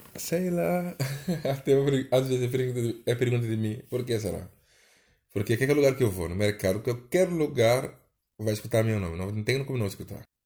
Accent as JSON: {"language": "Portuguese", "country": "Senegal", "second_language": "Portuguese", "moved": "as an adult", "lives_now": "Brazil", "said": "minha casa lá no meu país"}